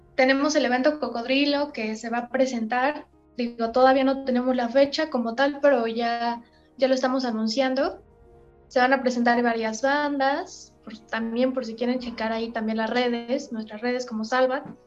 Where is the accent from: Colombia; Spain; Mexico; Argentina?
Mexico; somos un talento mexicano